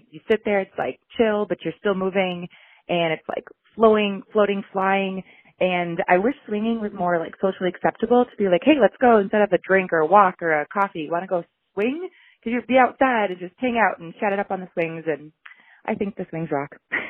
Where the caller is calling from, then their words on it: Mendota Heights, Minnesota, United States; I'm calling from Mendota Heights, Minnesota. It's a suburb of St. Paul.